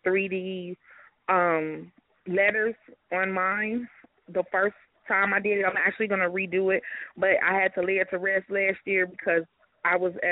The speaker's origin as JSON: {"language": "English", "town": "Chicago", "region": "Illinois", "country": "United States", "said": "I'm from Chicago"}